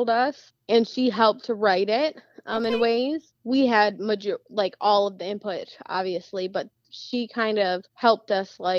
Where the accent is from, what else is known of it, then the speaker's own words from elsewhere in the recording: Marine City, Michigan, United States; I grew up in Marine City, and I've still never been there